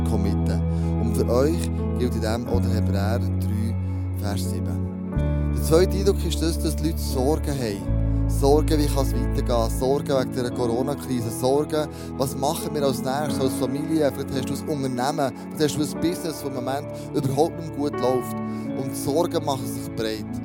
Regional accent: Switzerland; weil wir ja freie Schweizer sind. Das ist ein Privileg, das wir hier in der Schweiz haben.

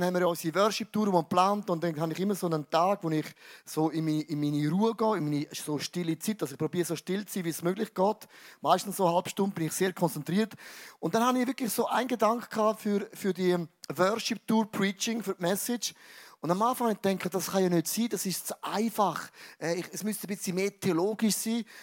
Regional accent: Switzerland; Was ich mega cool finde, wir sind ja, wir sind ja Schweizer.

